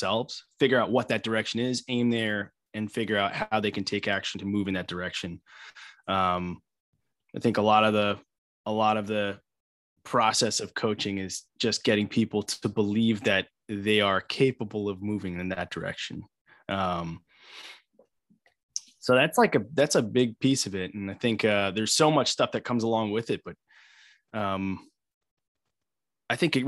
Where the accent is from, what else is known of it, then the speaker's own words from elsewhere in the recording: Long Island, New York, United States; I am born and bred in New York, grew up on Long Island